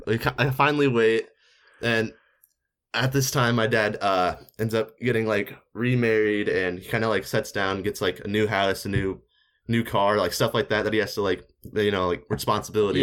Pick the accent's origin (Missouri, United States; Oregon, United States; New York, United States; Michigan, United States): Missouri, United States; I'm from Missouri